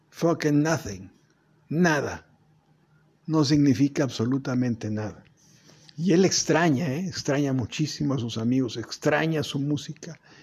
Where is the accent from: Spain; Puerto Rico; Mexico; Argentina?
Mexico; nosotros mismos como mexicanos